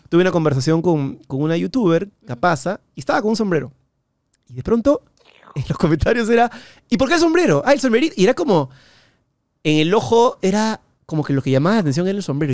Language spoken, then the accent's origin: Spanish; Peru